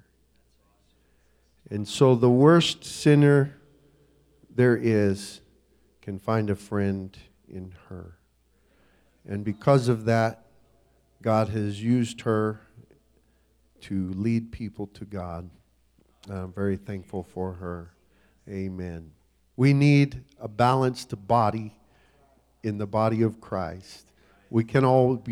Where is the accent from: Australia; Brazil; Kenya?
Kenya; now in Namibia; I was raised in Africa